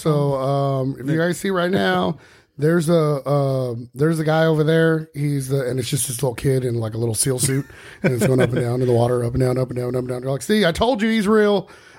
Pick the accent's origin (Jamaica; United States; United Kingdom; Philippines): United States; California; I'm from California, dude.